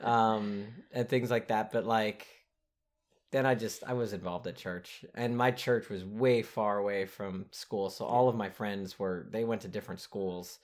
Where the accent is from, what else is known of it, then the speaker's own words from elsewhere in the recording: United States; we're American